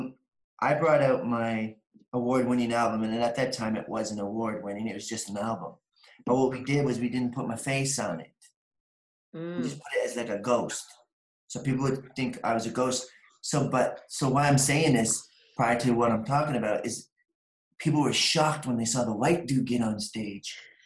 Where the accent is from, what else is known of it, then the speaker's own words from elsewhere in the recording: Picton, Ontario, Canada; Picton, Ontario.